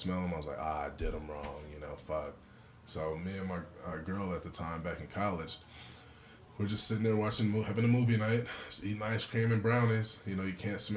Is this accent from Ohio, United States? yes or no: no; California, United States; I'm a Californian.